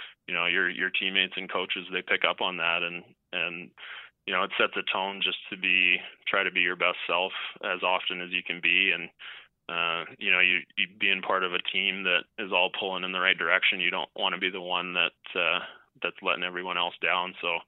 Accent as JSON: {"language": "English", "country": "Canada", "tie": "born or raised there", "said": "kind of what I thought growing up is that even though you're growing up in Canada and if you're playing baseball or really any sport, you really can take it as far as you want"}